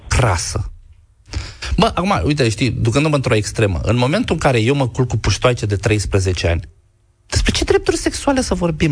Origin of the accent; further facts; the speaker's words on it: Galați, Galați County, Romania; moved away; eu sunt gălățean.